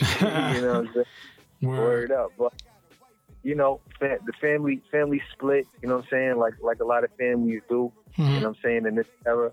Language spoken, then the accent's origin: English; Plainfield, United States; Plainfield, my hometown, they had some talent shows at the high school.